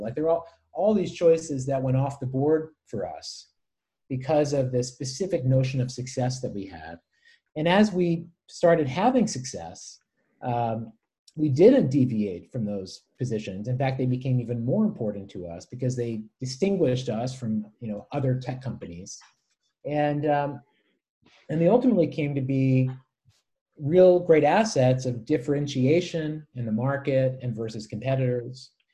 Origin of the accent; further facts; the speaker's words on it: United States; I have felt more like more of an American